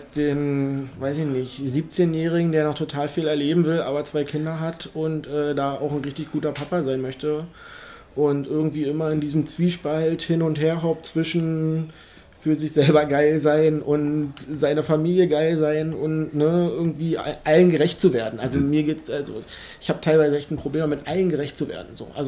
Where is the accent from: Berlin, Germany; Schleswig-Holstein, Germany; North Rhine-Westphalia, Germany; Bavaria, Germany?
Berlin, Germany; Also ich bin bis zur vierten Klasse in Hohenschönhausen aufgewachsen.